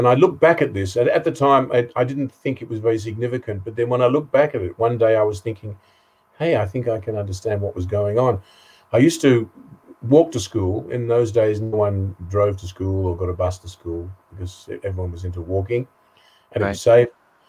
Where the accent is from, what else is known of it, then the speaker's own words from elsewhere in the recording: East of England, United Kingdom; And I was born in a Jewish family in Essex in England, 1952.